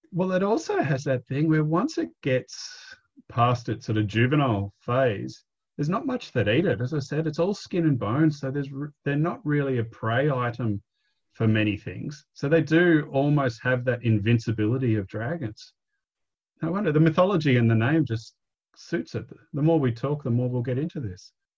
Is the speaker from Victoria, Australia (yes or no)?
yes; Victoria, Australia; moved away as an adult; also born or lived in Cronulla, New South Wales; I grew up in Victoria.